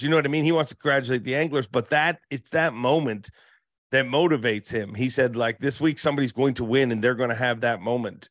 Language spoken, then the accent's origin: English; Canada; I'm from Canada